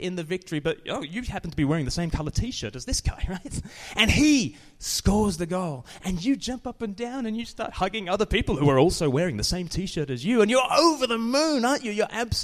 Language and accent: English; Australia; now in United Kingdom; I'm from Australia